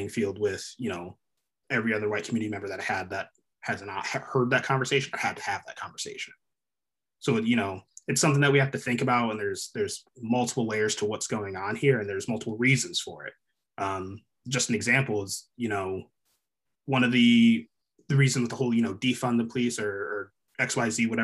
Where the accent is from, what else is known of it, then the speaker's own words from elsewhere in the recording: Connecticut, United States; I grew up in Connecticut, a very, very white neighborhood, went to a predominantly white school